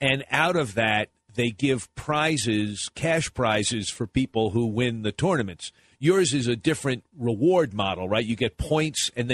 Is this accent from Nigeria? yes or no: no; Boston, Massachusetts, United States; I'm from Boston